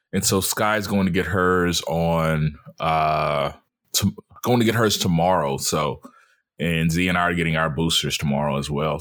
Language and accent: English; Mobile, Alabama, United States; born or raised there; moved away